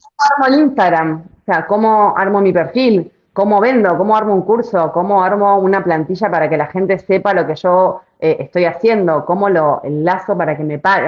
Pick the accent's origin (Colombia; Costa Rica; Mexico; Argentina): Argentina; es muy de argentino eso. Lo tenemos como muy, muy en la sangre